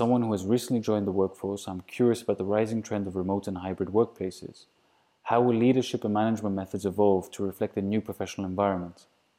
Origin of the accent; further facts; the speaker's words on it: Belgium; also born or lived in Greece / Austria; now in Luxembourg; I'm originally from Greece and Austria, raised in Belgium, and currently living in Luxembourg, where I'm working at KPMG.